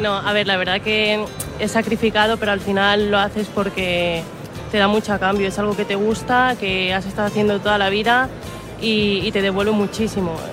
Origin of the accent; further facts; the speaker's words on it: Mallorca, Balearic Islands, Spain; la mayoría somos mallorquinas también